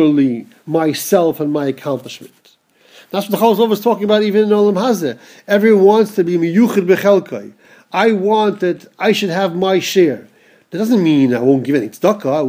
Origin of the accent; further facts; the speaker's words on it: United States; growing up in America